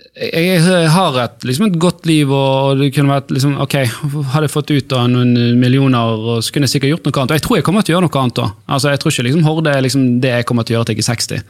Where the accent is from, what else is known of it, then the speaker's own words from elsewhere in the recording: Bergen, Vestland, Norway; der jeg vokste opp på Sandsli